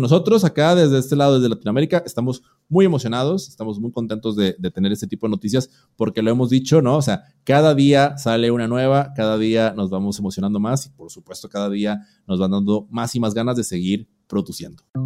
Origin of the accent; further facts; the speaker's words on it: Mexico; en mi país, México